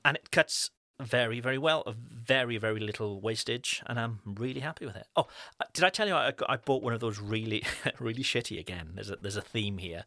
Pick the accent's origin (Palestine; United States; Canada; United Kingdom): United Kingdom; now in France; as with British parents, um, our, our babies are British